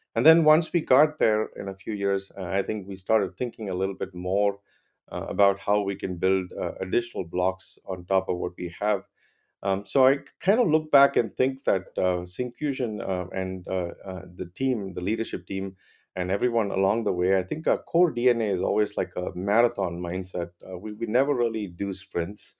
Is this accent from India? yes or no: yes; Chennai, Tamil Nadu, India; moved away as an adult; also born or lived in Clemson, South Carolina, United States; I grew up in Chennai, India